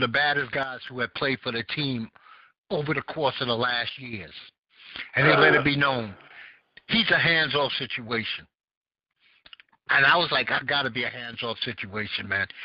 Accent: New York City, New York, United States; I grew up in Bed-Stuy

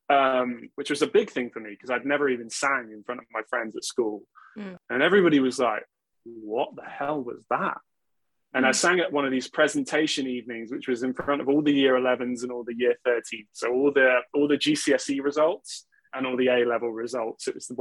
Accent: Gloucestershire, South West England, United Kingdom; also born or lived in Oxford / Newbury; in 2000, we moved away from Newbury to Gloucestershire.

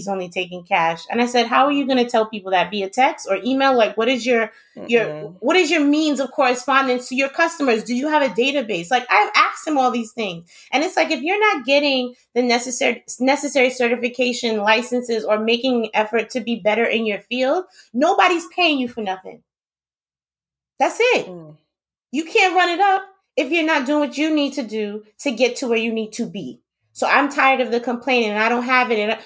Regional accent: New York, United States; moved away; also born or lived in Queens; I'm from New York

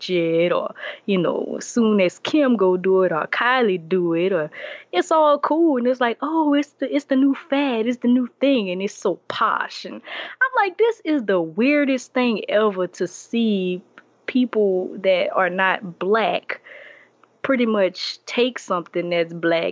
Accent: Morgan City, Louisiana, United States; moved away as an adult; now in Atlanta, United States; I'm from Morgan City, Louisiana

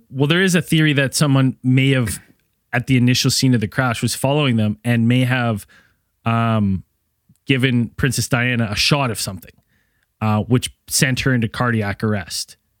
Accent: Canada; my hometown

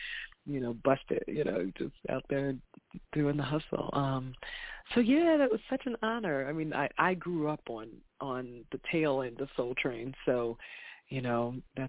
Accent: Bucks County, Pennsylvania, United States; moved away as an adult; also born or lived in Philadelphia, Pennsylvania / New York; now in Miami, United States; I'm from Philadelphia, Pennsylvania, born in Philly, raised just outside of Philadelphia, Bucks County, Pennsylvania

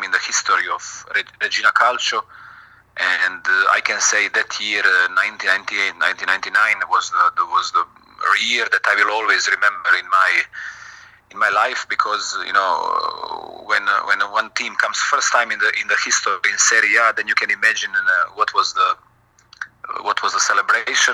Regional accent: Šibenik, Šibenik-Knin County, Croatia; English is a second language; moved away as an adult; also born or lived in Split, Croatia / Italy / China; now in Salzburg, Austria; in my hometown, in Šibenik

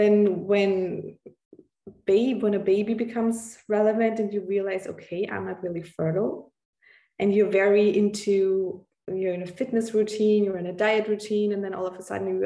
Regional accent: Austria; I'm from Austria

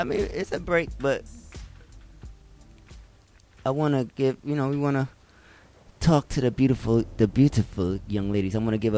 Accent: New York City, New York, United States; I'm from the Bronx

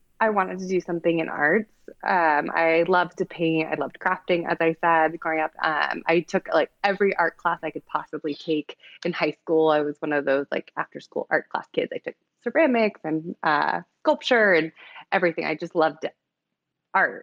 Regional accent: San Diego, California, United States; I grew up in San Diego, in California

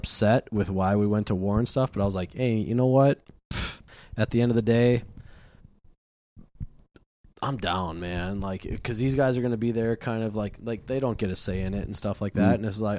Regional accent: St. Paul, Minnesota, United States; moved away as an adult; I'm from St. Paul, Minnesota.

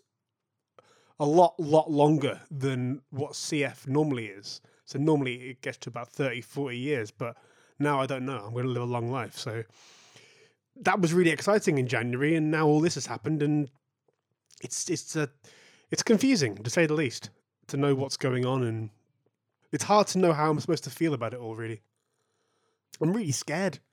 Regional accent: Manchester, North West England, United Kingdom; I'm a musician from Manchester

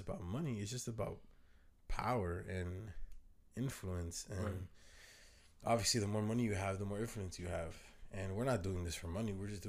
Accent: Dominican Republic; I'm Dominican, so we all in the Caribbean. We family.

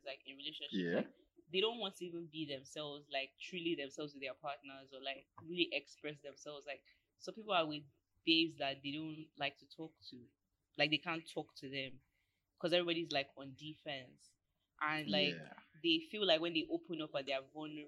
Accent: Nigeria; being Nigerian

